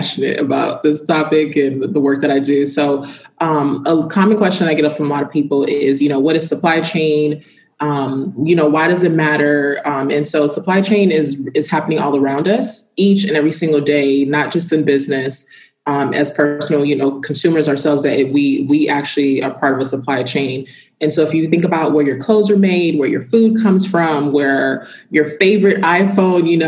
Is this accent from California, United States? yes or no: yes; Ridgecrest, California, United States; moved away as an adult; now in Miami, United States; So I am a small town girl from Ridgecrest, California. I was originally born in Miami